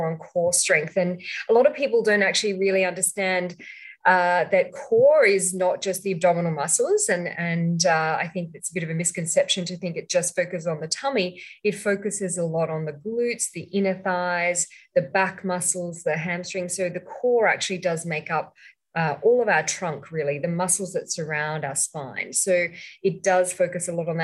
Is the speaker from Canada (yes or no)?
no; Australia; moved away as an adult; also born or lived in Sydney, Australia; now in Malaysia; I'm actually from Australia, even though I'm living in Malaysia now for the last 10 years